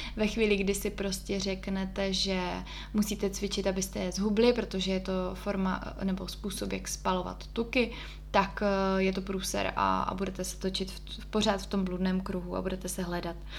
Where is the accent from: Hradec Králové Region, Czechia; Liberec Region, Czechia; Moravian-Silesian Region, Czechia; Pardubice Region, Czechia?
Moravian-Silesian Region, Czechia; Ostrava; moved away as an adult; now in Prague, Czechia; protože tím, že jsem z Ostravy a v té době jsem teda tam ještě bydlela